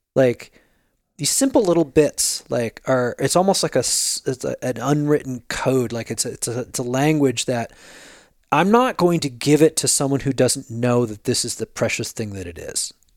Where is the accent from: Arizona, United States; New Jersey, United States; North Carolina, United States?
New Jersey, United States; Jersey Shore; now in California, United States; I grew up in the Jersey Shore